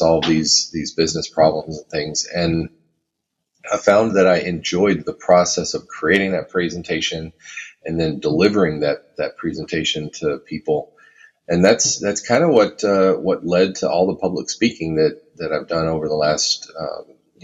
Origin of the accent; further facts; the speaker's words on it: Texas, United States; now in Minnesota, United States; I live in Minnesota. I'm originally from Texas, but I've been in Minnesota for a long time now